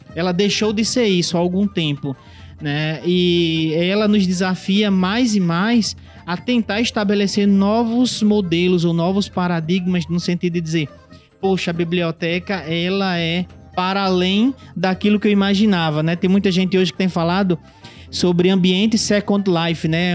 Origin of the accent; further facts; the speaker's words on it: Parnamirim, Rio Grande do Norte, Brazil; moved away as an adult; also born or lived in Natal; now in Mossoró, Brazil; eu sou natalense de, de nascimento, né? Morei minha vida toda em Parnamirim